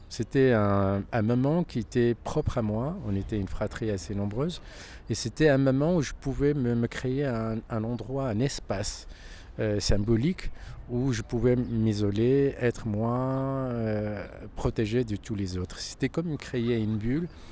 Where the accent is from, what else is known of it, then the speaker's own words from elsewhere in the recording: Casablanca, Casablanca-Settat, Morocco; moved away as an adult; also born or lived in Toulouse, France; now in Paris, France; né à Casablanca, dans un quartier qui s'appelle Delbrelef. Et donc, je suis né, j'ai grandi euh, dans ce quartier jusqu'à ce que j'ai eu mon bac